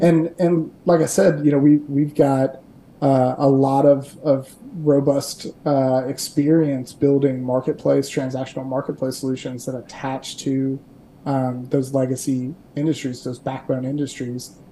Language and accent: English; Kentucky, United States; also born or lived in Dayton, Ohio; I'm born and raised in Kentucky.